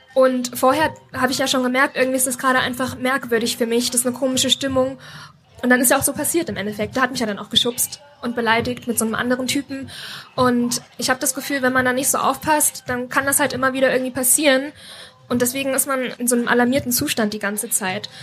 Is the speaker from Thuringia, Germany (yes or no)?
yes; Thuringia, Germany; moved away as an adult; also born or lived in Berlin / United States; now in Leipzig, Germany; Ich bin in Thüringen geboren und aufgewachsen